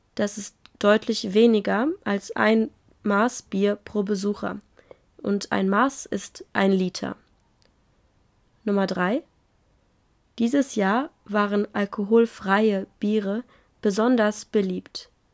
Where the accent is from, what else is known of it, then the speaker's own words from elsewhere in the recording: Germany; ich bin Deutsche